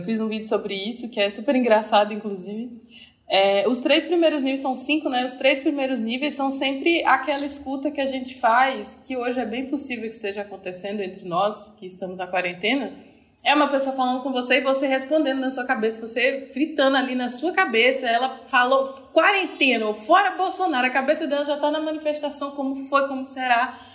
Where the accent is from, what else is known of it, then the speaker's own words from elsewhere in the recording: Recife, Pernambuco, Brazil; moved away as an adult; also born or lived in Rio de Janeiro; eu sou de Recife, mas em 2015 eu mudei para o Rio de Janeiro, fiquei lá durante cinco anos